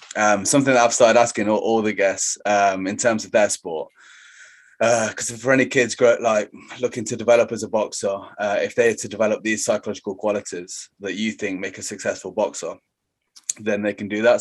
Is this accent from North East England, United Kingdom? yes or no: no; Leicester, East Midlands, United Kingdom; I'm from Leicester